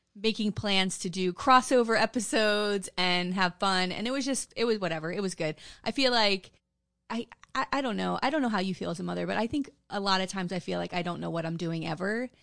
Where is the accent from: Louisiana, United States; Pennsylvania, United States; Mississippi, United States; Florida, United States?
Louisiana, United States; New Orleans; New Orleans is my hometown